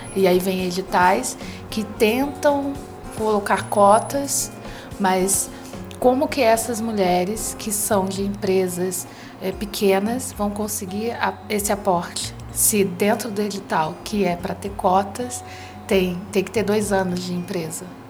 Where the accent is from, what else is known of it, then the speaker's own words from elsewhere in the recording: Brazil; sou brasileira, negra